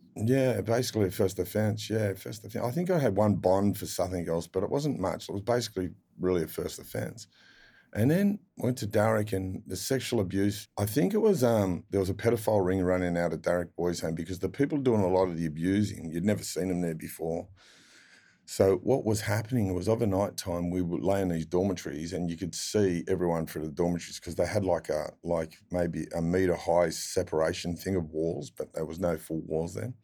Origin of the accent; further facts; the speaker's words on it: Sydney, New South Wales, Australia; I'd grow up in Mount Druitt